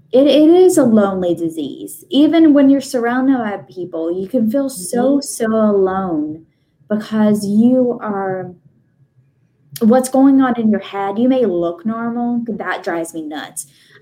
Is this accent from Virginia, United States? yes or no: yes; Virginia, United States; I'm from Virginia.